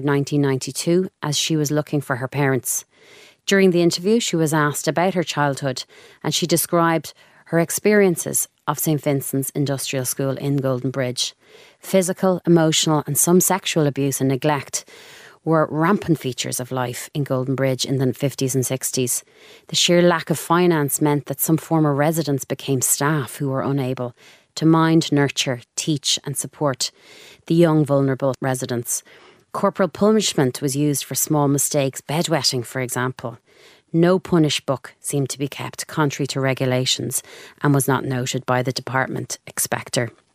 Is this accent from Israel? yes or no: no; Dublin, Leinster, Ireland; I'm from Clontarf, very normal childhood